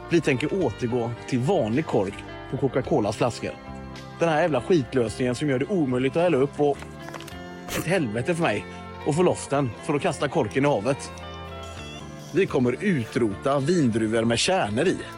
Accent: Finland; Ja, det är inte så mycket svenska vi kommer från Finland.

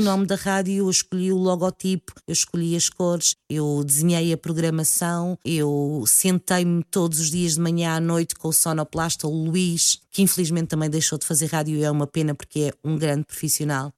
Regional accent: Lisbon, Portugal; also born or lived in Azores; eu passei grande parte da minha infância aqui em Lisboa

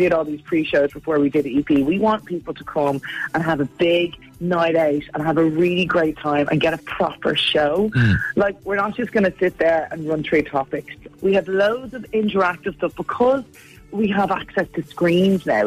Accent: Portmarnock, Leinster, Ireland; now in Howth, Ireland; I was born in Portmarnock.

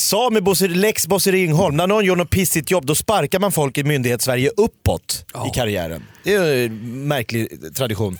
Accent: Sweden; jag är ju en svensk man

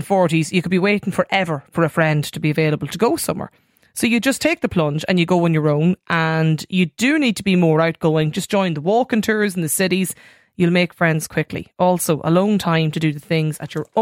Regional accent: County Donegal, Ulster, Ireland; I'm from Donegal

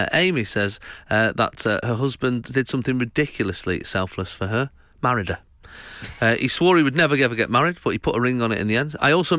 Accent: Winchester, South East England, United Kingdom; I'm from Winchester.

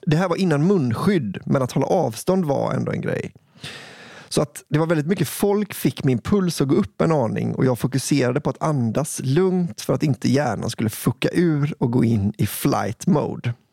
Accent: Gotland, Sweden; Nu gör min hjärna en vild koppling. Jag kommer från Gotland.

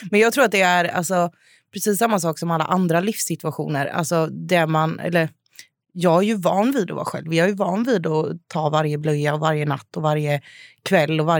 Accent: Jönköping, Jönköping County, Sweden; now in Stockholm, Sweden; Eh, och jag bodde även hemma i Jönköping, hemma hos mamma och pappa.

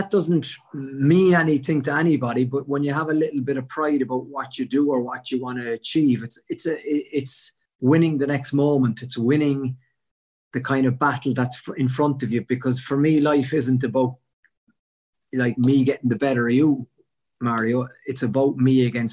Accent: Cork, Munster, Ireland; I'm from Cork

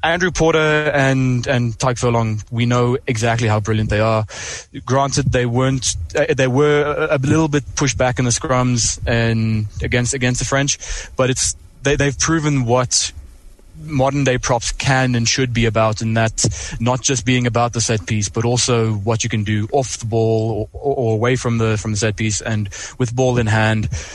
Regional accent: South Africa; as a South African

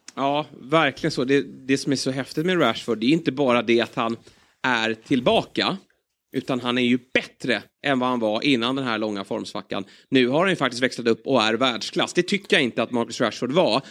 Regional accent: Sweden

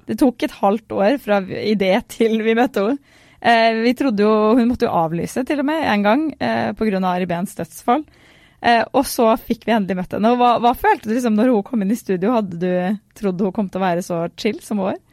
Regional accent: Fredrikstad, Østfold, Norway; fra Fredrikstad

